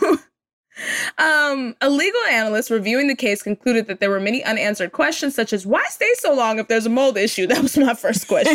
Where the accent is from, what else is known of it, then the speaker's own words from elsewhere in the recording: Texas, United States; I'm from Texas.